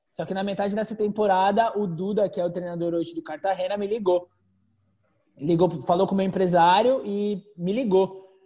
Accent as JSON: {"language": "Portuguese", "region": "São Paulo", "country": "Brazil", "also_born_or_lived": "Croatia / Spain", "moved": "yes", "said": "sou de São Paulo"}